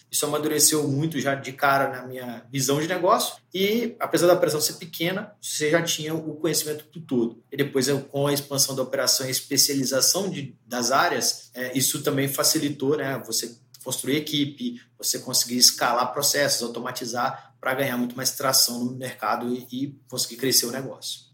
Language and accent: Portuguese; Belo Horizonte, Minas Gerais, Brazil; moved away as an adult; now in São Paulo, Brazil; Eu sou mineiro de BH